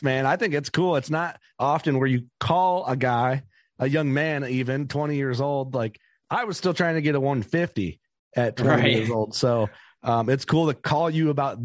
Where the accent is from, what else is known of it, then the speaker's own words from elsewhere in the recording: Fulton County, Illinois, United States; I grew up hunting in Fulton County, Illinois.